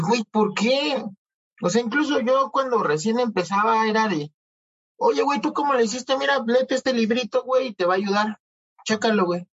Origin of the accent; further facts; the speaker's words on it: Coacalco, State of Mexico, Mexico; soy un pobre de Cuacalco